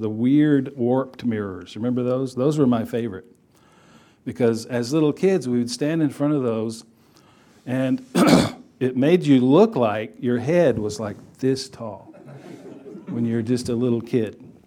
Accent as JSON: {"language": "English", "region": "Texas", "country": "United States", "tie": "born or raised there", "said": "I grew up in Texas."}